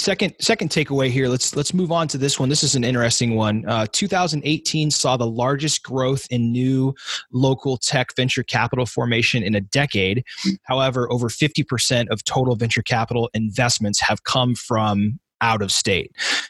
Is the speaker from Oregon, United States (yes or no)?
yes; Southern Oregon, United States; moved away as an adult; now in Seattle, United States; in Seattle since 2006, I guess. Yeah, 2006. I was born here, raised in Southern Oregon, and then moved back here to go to college and have stayed ever since.